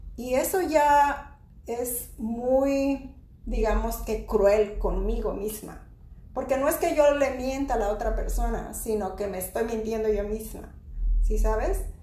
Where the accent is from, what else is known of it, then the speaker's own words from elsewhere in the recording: Mexico; Yo soy mexicana